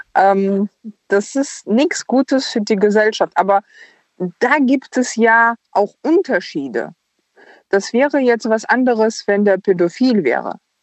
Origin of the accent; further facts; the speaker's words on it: Ukraine; moved away; wir sind beide aus der Ukraine